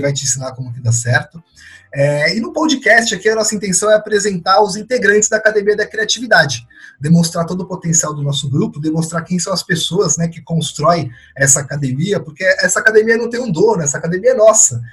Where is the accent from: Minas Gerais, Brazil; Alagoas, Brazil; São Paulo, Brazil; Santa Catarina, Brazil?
São Paulo, Brazil; eu nasci em São Paulo, fui criado em São Paulo